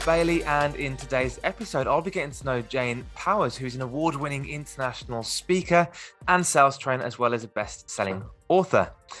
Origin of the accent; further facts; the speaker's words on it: Birmingham, West Midlands, United Kingdom; accent: Midlands; I'm in Birmingham in the UK, and I've got a very strong Midlands accent